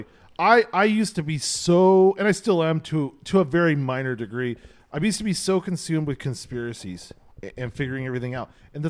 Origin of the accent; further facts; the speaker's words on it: United States; But we're so American in that we think we know how everything fucking works.